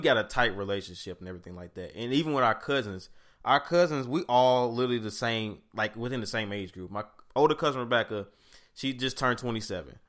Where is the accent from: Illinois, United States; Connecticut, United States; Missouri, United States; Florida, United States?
Missouri, United States; St. Louis; I grew up in Saint Louis, Missouri, uh, Bill Ridge, Normandy District to be exact